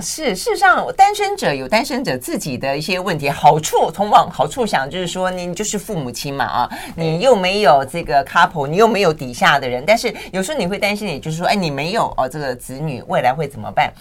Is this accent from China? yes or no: no; Tainan, Taiwan; moved away; 以前我们在讲我们老家，就是讲台南啊